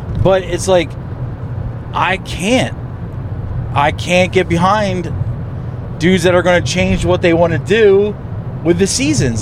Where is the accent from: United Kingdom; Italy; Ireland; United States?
United States; East Coast; moved away; I come from the East Coast.